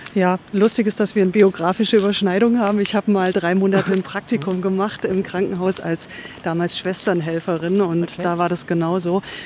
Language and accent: German; Reutlingen, Baden-Württemberg, Germany; also born or lived in Cologne; now in Berlin, Germany; ich komme aus Reutlingen